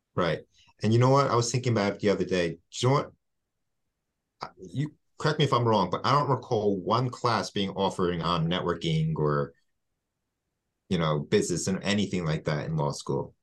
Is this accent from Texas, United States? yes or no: no; West Hempstead, New York, United States; I'm from West Hempstead